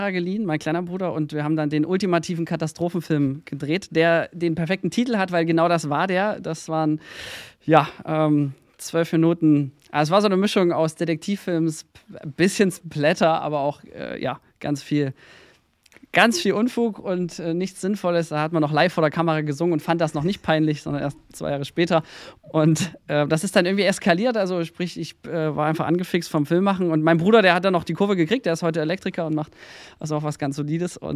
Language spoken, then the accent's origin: German; Mühlhausen, Thuringia, Germany; Dann oute ich mich gleich zu Beginn als Thüringer. Ähm, ich komme aus Mühlhausen, der ja, Stadt so ziemlich in der Mitte Deutschlands. Ähm, so, da bin ich groß geworden